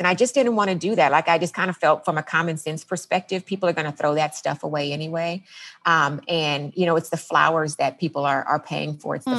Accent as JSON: {"language": "English", "town": "Los Angeles", "region": "California", "country": "United States", "also_born_or_lived": "San Diego / Washington", "lives_now": "Los Angeles, United States", "said": "I am from the Los Angeles area"}